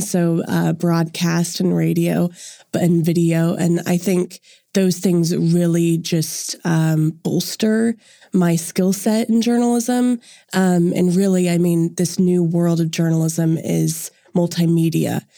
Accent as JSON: {"language": "English", "town": "Edmond", "region": "Oklahoma", "country": "United States", "said": "I'm originally from Edmond, and I go to the University of Central Oklahoma"}